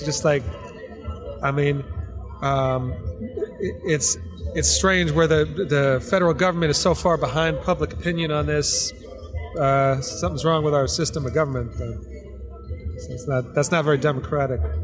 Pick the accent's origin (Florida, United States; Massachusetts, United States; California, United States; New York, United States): Florida, United States; West Palm Beach; I'm from West Palm Beach originally